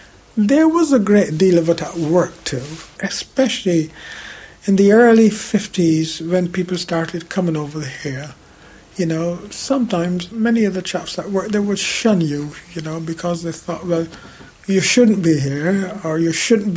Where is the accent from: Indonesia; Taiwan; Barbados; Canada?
Barbados; moved away as an adult; also born or lived in Handsworth, Birmingham, England; now in United Kingdom; I was coming from the Caribbean